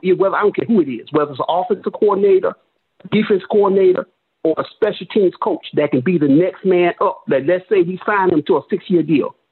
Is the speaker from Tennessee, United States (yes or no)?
no; New York City, New York, United States; I'm from New York, from Brooklyn